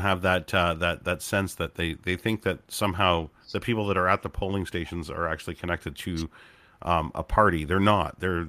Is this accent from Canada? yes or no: yes; Canada; I'm proud of that as a Canadian.